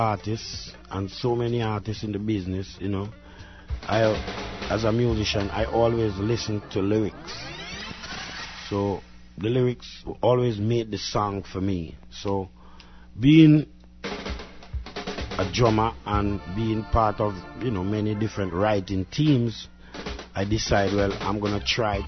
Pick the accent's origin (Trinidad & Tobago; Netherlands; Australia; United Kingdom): Trinidad & Tobago; I was born in the Caribbean, to be exact, in the island of Trinidad, in the 50s.